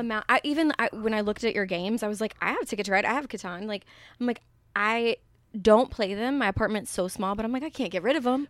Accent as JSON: {"language": "English", "area": "the South", "region": "Texas", "country": "United States", "moved": "as an adult", "lives_now": "New York, United States", "said": "I'm from the South"}